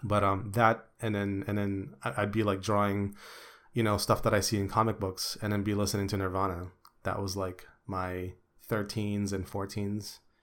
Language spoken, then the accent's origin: English; Philippines; English is a second language; moved away; back in the day in the Philippines